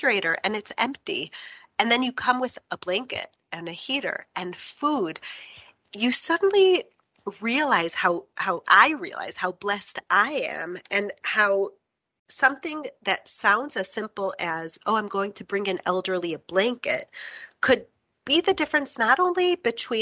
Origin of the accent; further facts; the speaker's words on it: Chicago, Illinois, United States; moved away; also born or lived in New York; I grew up in Chicago and I was studied in New York